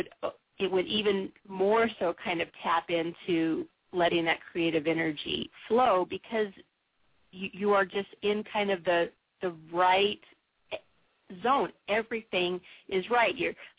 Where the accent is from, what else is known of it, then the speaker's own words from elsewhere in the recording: San Diego, California, United States; also born or lived in Pacific Northwest; I was born and raised in San Diego, and so when I transitioned up to the Pacific Northwest